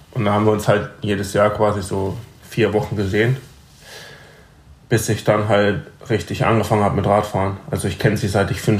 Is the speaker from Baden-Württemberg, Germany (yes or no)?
yes; Breisach, Baden-Württemberg, Germany; also born or lived in Freiburg; ich bin hier geboren und in Breisach aufgewachsen.